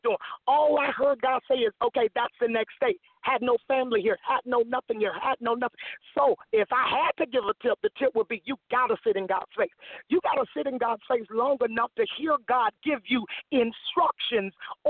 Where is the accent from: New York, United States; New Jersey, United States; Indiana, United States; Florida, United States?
Florida, United States; moved away as an adult; also born or lived in Atlanta, Georgia; now in Petersburg, Virginia, United States; I'm originally from Florida. I moved from Florida back in 2003